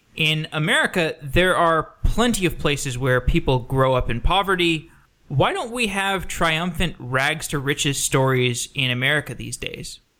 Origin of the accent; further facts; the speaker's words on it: Austin, Texas, United States; I grew up in Austin. I spent twenty-three years there.